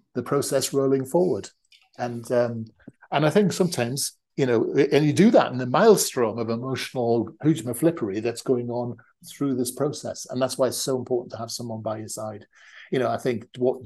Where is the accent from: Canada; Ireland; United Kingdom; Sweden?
United Kingdom; the North, the north of England; we're from the North